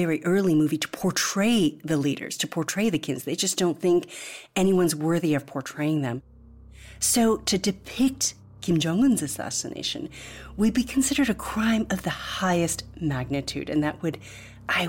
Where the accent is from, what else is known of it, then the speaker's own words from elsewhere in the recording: Midwest, United States; also born or lived in South Korea; I'm a second-generation Korean-American. I was born and raised in the Midwest.